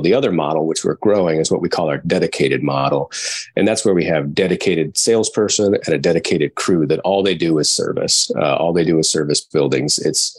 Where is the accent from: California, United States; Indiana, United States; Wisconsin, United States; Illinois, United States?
Illinois, United States; Wyanet; born and raised in Wynette farm community, about 15 minutes south of Walnut.